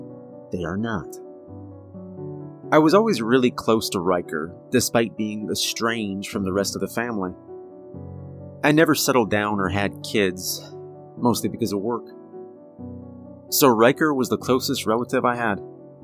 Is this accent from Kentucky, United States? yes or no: yes; Kentucky, United States; moved away as an adult; now in Tennessee, United States; I was born and raised in Appalachia. I spent my first 22 years in Kentucky, then moved to Tennessee.